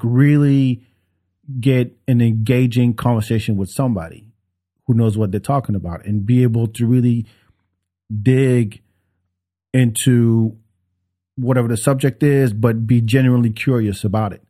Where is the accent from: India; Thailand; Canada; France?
France; Paris, Île-de-France; now in Texas, United States; even though I grew up in France, I would be for Paris 'cause that's the, that's where I'm from.